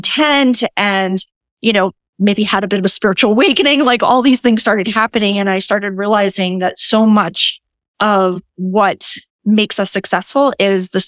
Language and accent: English; Cherry Hill, New Jersey, United States; moved away as an adult; now in St. Petersburg, United States; I'm originally from Jersey, but I moved to Florida about... I came to Florida for the winter 4 years ago and just never left